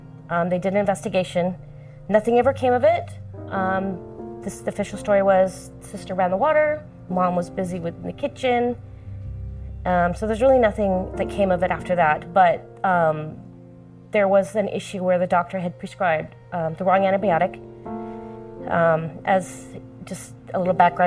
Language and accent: English; Chino, California, United States; Chino, California